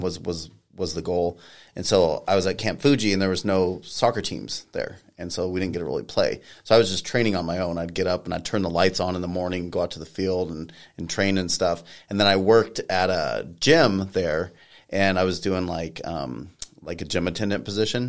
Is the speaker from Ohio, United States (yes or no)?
no; Colorado Springs, Colorado, United States; also born or lived in California / Japan; now in Pueblo, United States; I'm originally from Colorado Springs.